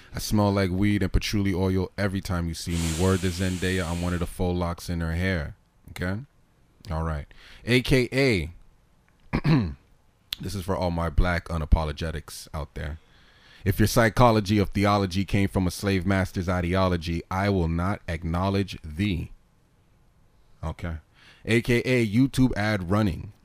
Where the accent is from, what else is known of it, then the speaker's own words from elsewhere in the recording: New York, United States; Brooklyn, man. That's where niggas is from